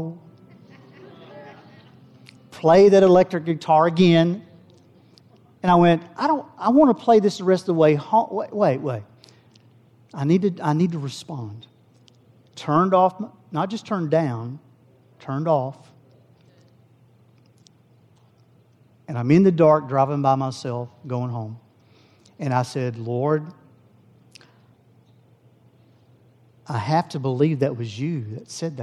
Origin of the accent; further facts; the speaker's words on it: Howe, Texas, United States; I grew up in Howe. My family raised us in Howe, Texas, next little town